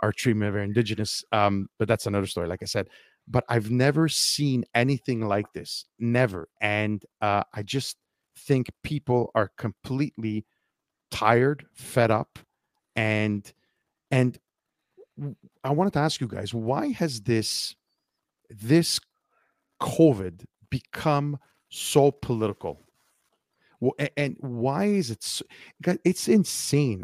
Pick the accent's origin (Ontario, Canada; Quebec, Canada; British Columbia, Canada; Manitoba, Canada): Quebec, Canada; Montreal; I'm from Montreal